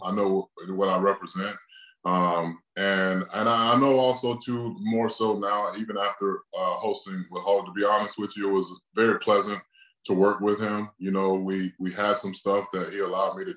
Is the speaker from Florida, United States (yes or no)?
yes; Tampa, Florida, United States; my hometown was pretty special too. So, been a great year for Tampa